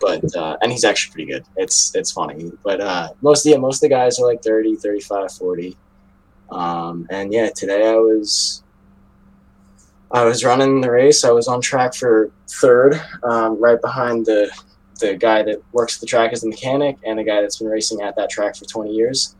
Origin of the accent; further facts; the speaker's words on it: New York, United States; I'm from New York